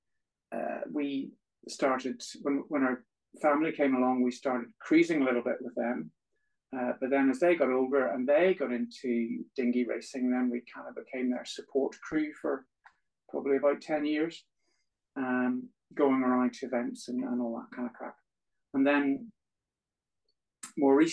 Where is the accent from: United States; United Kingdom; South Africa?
United Kingdom; Belfast, Northern Ireland; moved away as an adult; now in Strangford Lough, United Kingdom; born and grown up in Belfast